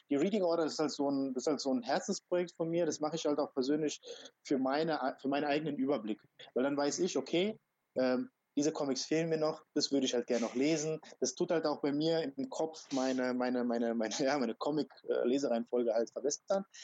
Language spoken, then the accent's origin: German; Croatia; born there; weil ich komme gebürtig aus Kroatien.